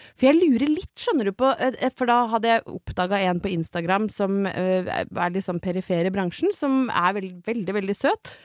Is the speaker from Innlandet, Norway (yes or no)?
yes; Brøttum, Innlandet, Norway; jeg er fra Brøttum